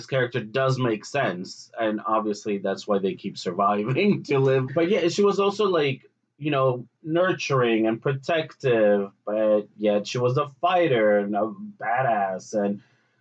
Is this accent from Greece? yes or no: yes; Greece; I grew up in Greece with a lot of sci-fi TV shows